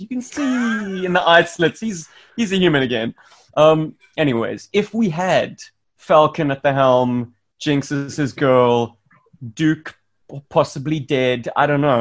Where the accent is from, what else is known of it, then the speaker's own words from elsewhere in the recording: South Africa; me as a South African lad